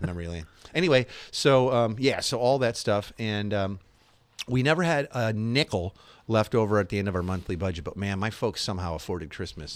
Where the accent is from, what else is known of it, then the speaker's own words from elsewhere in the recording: Chicago, Illinois, United States; I grew up in Chicago area